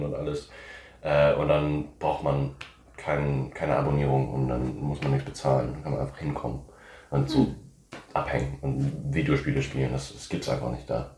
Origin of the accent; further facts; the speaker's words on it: New Orleans, Louisiana, United States; moved away as an adult; now in Germany; ich komme aus New Orleans, in, aus Amerika